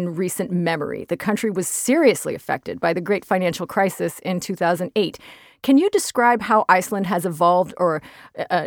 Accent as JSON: {"language": "English", "country": "United States", "said": "I'm an American, as I am"}